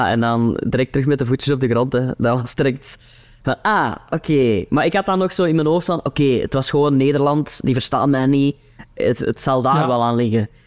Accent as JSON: {"language": "Dutch", "region": "Kempen", "country": "Belgium", "said": "dat was zo'n beetje mijn identiteit op dat podium, hè, zo de, de Kempenaar."}